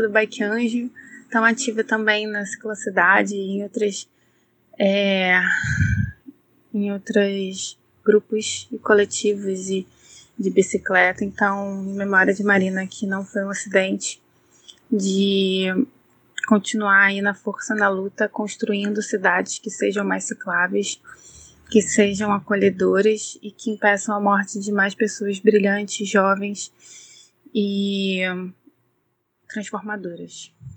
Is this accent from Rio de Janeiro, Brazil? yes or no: yes; Niterói, Rio de Janeiro, Brazil; eu sou da cidade de Niterói, no Rio